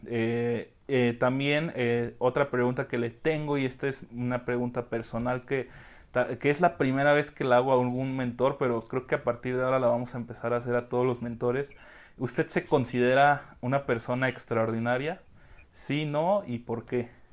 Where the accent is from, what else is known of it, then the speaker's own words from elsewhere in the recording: Mexico; como buenos mexicanos, queremos todo rapidísimo